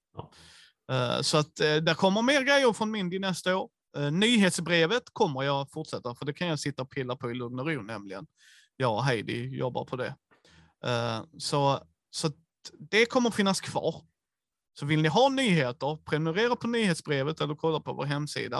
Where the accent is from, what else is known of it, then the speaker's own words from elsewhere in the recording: Skåne, Sweden; vi är skåningar